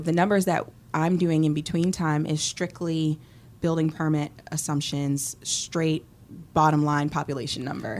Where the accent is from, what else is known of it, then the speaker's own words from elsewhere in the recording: Boston, Massachusetts, United States; moved away as an adult; also born or lived in Philadelphia, Pennsylvania; now in College Station, United States; growing up in Boston and then living in Philly